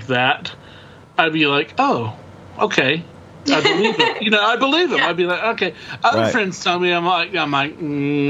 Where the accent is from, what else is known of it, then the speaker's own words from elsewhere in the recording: Oklahoma, United States; We're from the country, we're from Oklahoma.